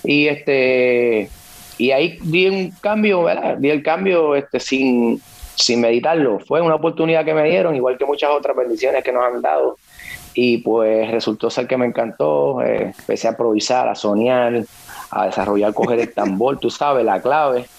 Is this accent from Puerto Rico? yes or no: yes; Naranjito, Puerto Rico; soy de Naranjito, Puerto Rico, centro de la isla